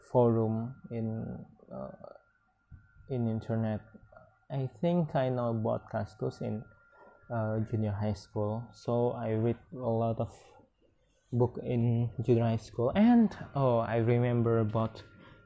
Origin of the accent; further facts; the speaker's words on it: hometown where Randai is practised, West Sumatra, Indonesia; English is a second language; moved away; I join Randai. Is one of traditional cultural in my hometown